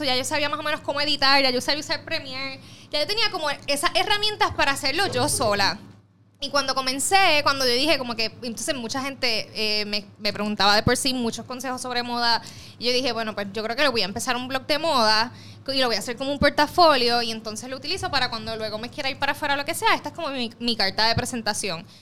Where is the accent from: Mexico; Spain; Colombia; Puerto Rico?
Puerto Rico; soy de Puerto Rico, tengo 25 años